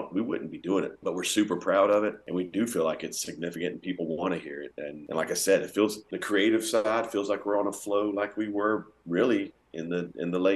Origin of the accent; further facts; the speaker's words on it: Georgia, United States; us growing up in Georgia